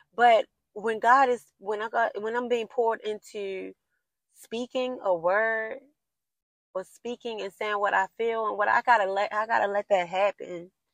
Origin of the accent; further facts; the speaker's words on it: Baltimore, Maryland, United States; I'm from Baltimore City and like the inner city. I grew up in the inner city.